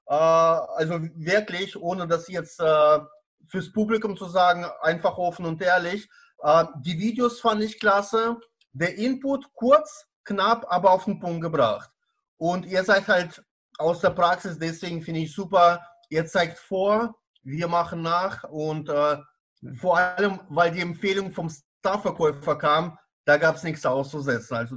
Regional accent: Baden-Baden, Baden-Württemberg, Germany; Ich äh, bin aus Baden-Baden, äh, Kurstadt im Südwesten Deutschlands

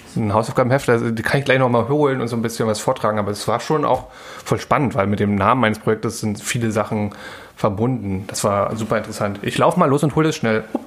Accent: Berlin, Germany; ich war in Ostberlin dort auch aufgewachsen

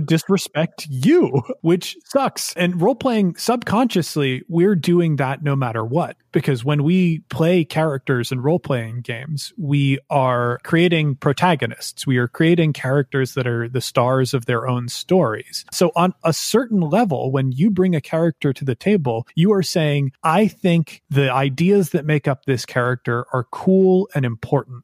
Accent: United States; I am also an American who lived through the 2016 elections

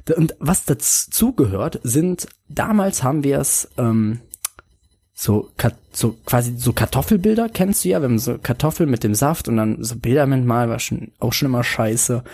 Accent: Bonn, North Rhine-Westphalia, Germany; meiner Heimatstadt Bonn, aus der ich komme, in der ich gerade wohne.

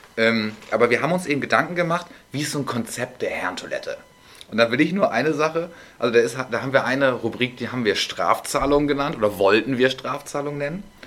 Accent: Northern Germany, Germany; als Norddeutscher

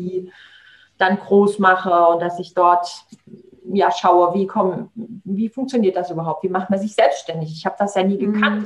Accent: Saarland, Germany; also born or lived in Southern Italy; hier bei uns im Saarland

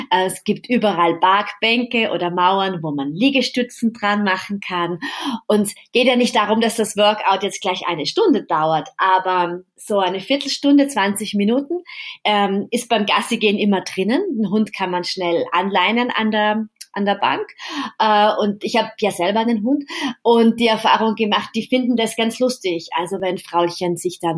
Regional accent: Vienna, Austria; Genau, stimmt. Ja, genau, in meiner Heimat.

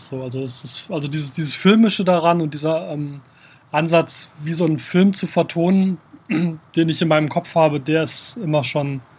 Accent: Kassel, Hesse, Germany; Ich bin in Kassel aufgewachsen, direkt, äh, also außerhalb von Kassel, in der Nähe von einem Wald

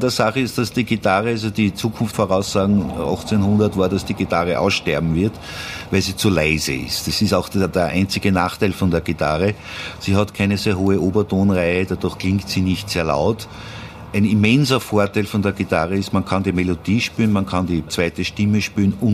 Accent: Vienna, Austria; Und irgendwann einmal bin ich dann halt als Wiener natürlich auf die Kontragitarre gekommen.

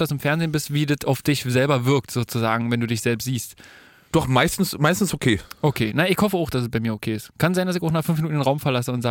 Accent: France; Ja, ich bin Franzose, ich eigentlich.

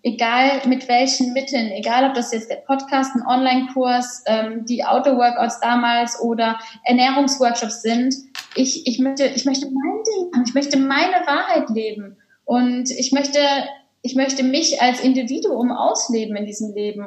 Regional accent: Cologne, North Rhine-Westphalia, Germany; moved away as an adult; Ich bin auch beispielsweise aus Köln dann gezogen, habe meine Heimatstadt verlassen

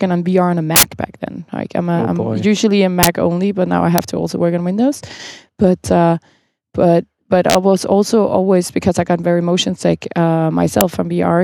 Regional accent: Copenhagen, Capital Region of Denmark, Denmark; I'm from Copenhagen, where we host the Nordic Game Jam

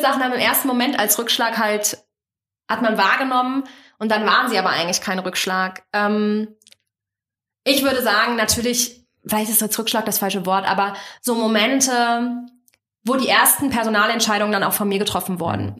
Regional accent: Kassel, Hesse, Germany; Ich komme aus dem schönen Kassel, also aus dem Herzen Deutschlands

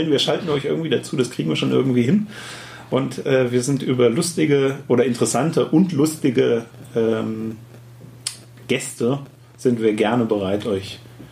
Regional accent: Lower Saxony, Germany; Ich bin Niedersachse.

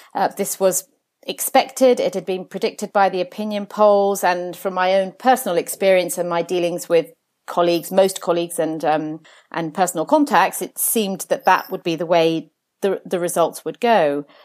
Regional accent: Jersey; now in London, United Kingdom; I was actually born on the island of Jersey in the Channel Islands, oh, where, where my parents had moved to from Italy

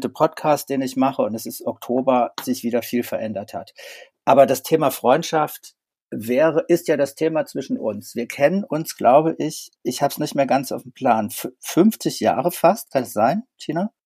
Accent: Saarland, Germany; Wir kommen aus dem Saarland

